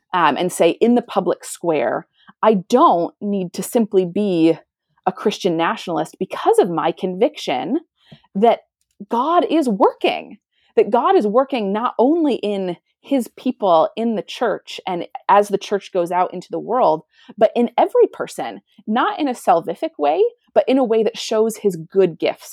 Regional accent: United States; moved away as an adult; also born or lived in Europe; now in Canada; I am American, but I have not lived in America for many years

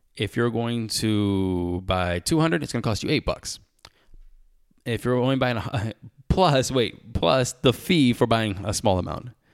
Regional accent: United States; I am American

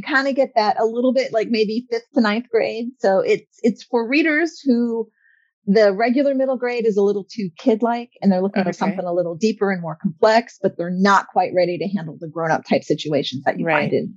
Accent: Florida, United States; moved away as an adult; also born or lived in Georgia; I'm a Florida gal. I grew up in Florida.

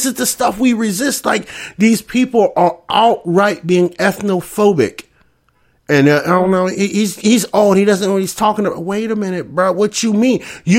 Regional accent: Scranton, Pennsylvania, United States; I grew up in Scranton. Ain't that many Puerto Ricans in Scranton?

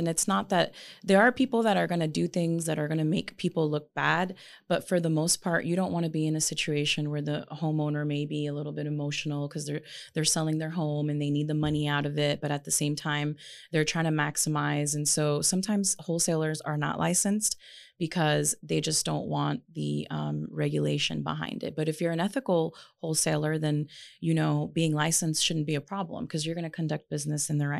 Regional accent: Las Vegas, Nevada, United States; And this is not my city. Like, we're from Vegas

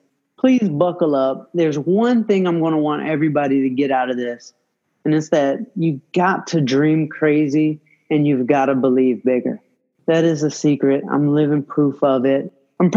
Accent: Atlanta, Georgia, United States; moved away as an adult; now in California, United States; I'm originally from Atlanta

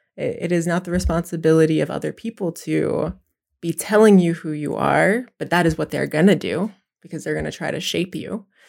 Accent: Pine Ridge Reservation, South Dakota, United States; I'm from South Dakota, I'm from the Pine Ridge Reservation. I'm Oglala La Cota.

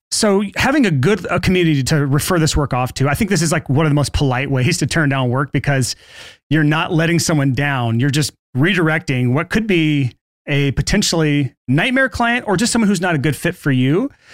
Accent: Alabama, United States; I grew up in Alabama

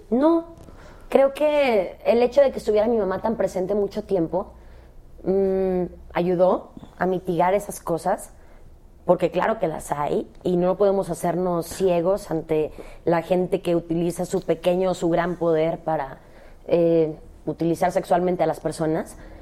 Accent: Cancún, Quintana Roo, Mexico; moved away; also born or lived in Guadalajara; Yo nací en Guadalajara, crecí en Cancún, pero nací en Guadalajara.

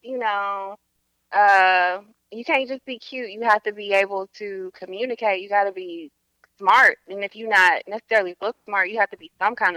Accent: Lithonia, Georgia, United States; I'm from Lithonia. That's right in between Decatur and Stone Mountain.

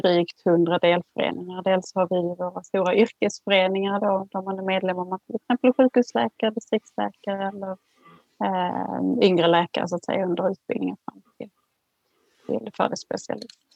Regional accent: Skåne, Sweden; jag är född och uppvuxen i Skåne

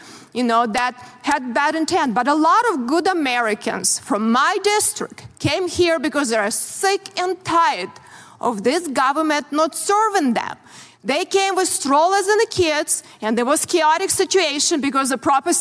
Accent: Ukraine; born or raised there; moved away as an adult; also born or lived in Soviet Union; now in United States

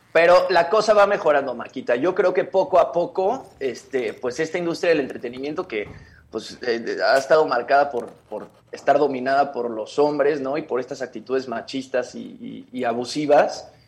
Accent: Mexico; A ver, como mexicanos ya tenemos a Salma Hayek, ¿no?

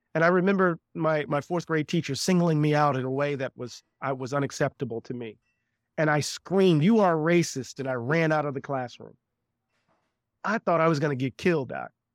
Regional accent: Moss Point, Mississippi, United States; I grew up on the coast of Mississippi, a small town called Moss Point, Mississippi

